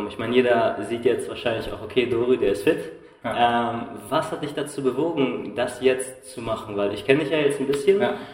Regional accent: Munich, Bavaria, Germany; Also ich komme ja aus München, aus der Großstadt

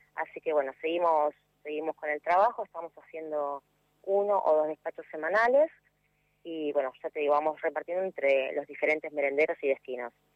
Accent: San Martín, Buenos Aires Province, Argentina; Yo soy de San Martín, Buenos Aires.

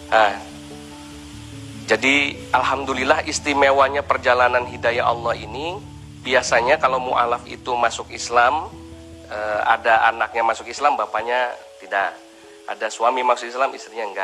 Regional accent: Jakarta, Indonesia; Lahir besar di Jakarta, di daerah e, Grogol Jembatan 2.

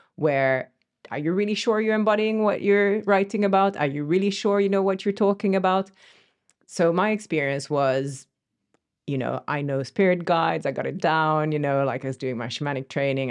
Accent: France; moved away; also born or lived in Finland; So I'm Finnish originally, but I grew up in France

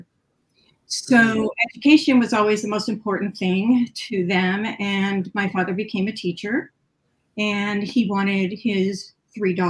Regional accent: California, United States; also born or lived in Ohio; we moved from Ohio to California, and the education system was very different

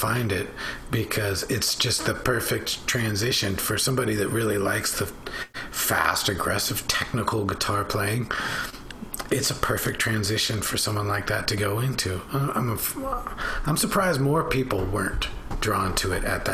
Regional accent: Bellevue, Washington, United States; I grew up in Bellevue, Washington

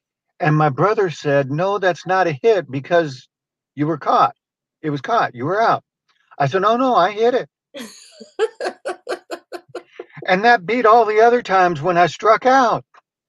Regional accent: California, United States; born there; I was born in California, and we actually, after that, lived there a couple of more times. But I really don't consider myself a Californian.

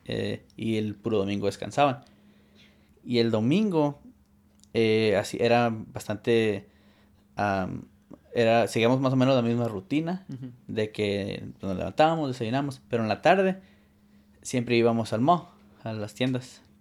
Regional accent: Arizona, United States; also born or lived in California; Y yo crecí viviendo seis meses en Arizona y seis meses en California.

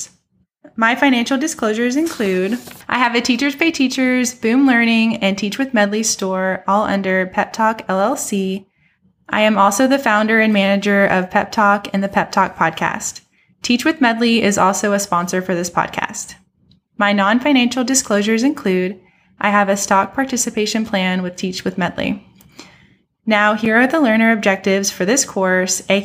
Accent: Texas, United States; She was born and raised in Texas, like me

